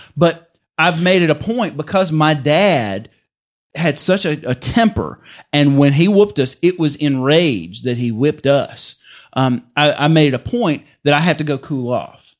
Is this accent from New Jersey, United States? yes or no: no; Mississippi, United States; I'm from Mississippi.